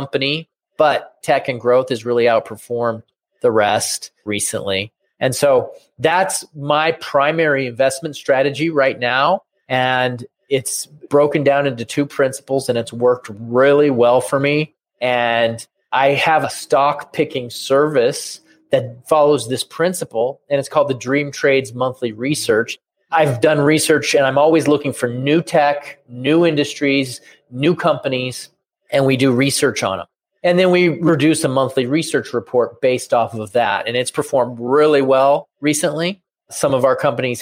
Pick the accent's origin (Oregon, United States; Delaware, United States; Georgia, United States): Oregon, United States; Portland; I grew up in Portland, Oregon